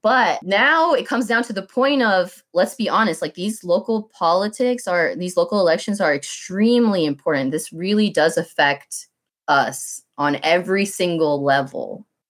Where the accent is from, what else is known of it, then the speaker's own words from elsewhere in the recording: Clarkston, Georgia, United States; I'm from Clarkston